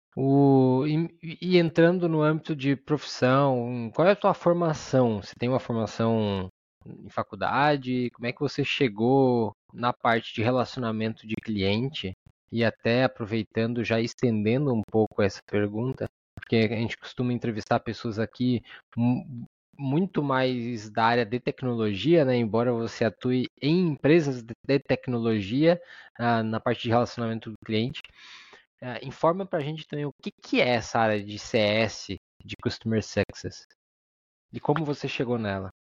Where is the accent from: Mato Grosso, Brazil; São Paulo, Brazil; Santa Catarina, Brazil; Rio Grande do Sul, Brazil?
Santa Catarina, Brazil; Araranguá; mesma cidade que eu, Araranguá, Santa Catarina